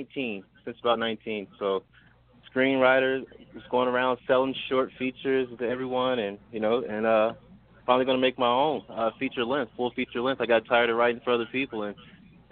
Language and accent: English; Denver, Colorado, United States; also born or lived in Philadelphia, Pennsylvania; I'm from Denver, Colorado, Denver native, but Philly's my second home